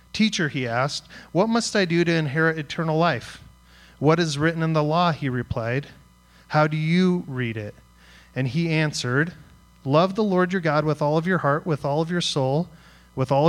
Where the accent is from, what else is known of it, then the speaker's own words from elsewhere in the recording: Greeley, Colorado, United States; I grew up in Greeley, Colorado, listening to punk rock music